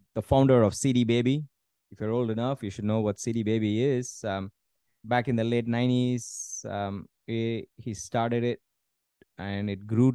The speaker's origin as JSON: {"language": "English", "country": "India", "said": "I'm Indian"}